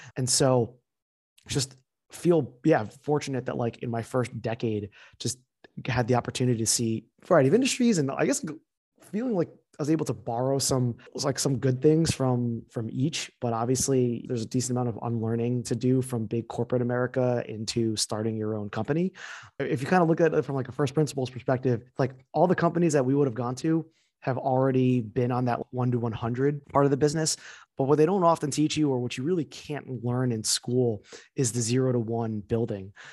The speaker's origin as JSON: {"language": "English", "region": "central New Jersey", "country": "United States", "tie": "born or raised there", "also_born_or_lived": "Pennsylvania", "moved": "as an adult", "lives_now": "New York, United States", "said": "I also grew up in central New Jersey"}